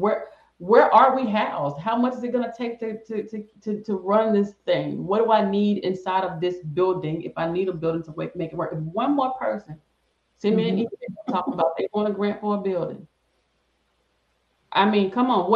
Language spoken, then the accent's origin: English; the South, United States; I'm from the South